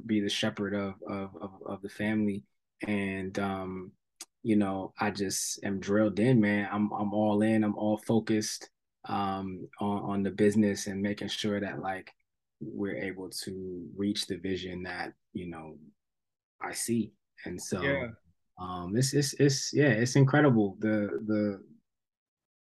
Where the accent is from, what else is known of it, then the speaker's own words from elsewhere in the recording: Somerset, New Jersey, United States; moved away; also born or lived in Atlanta; I grew up in New Jersey